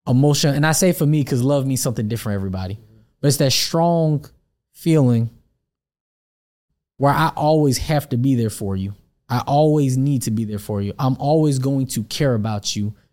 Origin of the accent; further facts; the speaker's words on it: Atlanta, Georgia, United States; Yeah, I grew up here in I grew up here in Atlanta.